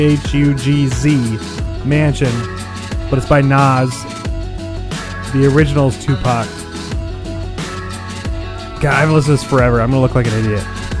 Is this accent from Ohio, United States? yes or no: yes; Ohio, United States; I'm from Ohio.